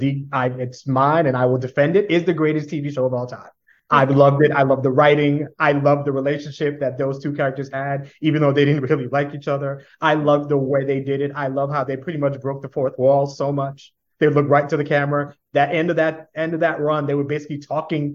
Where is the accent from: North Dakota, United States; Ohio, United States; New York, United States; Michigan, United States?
New York, United States; New York City; I am born and bred. I am a New Yorker through and through.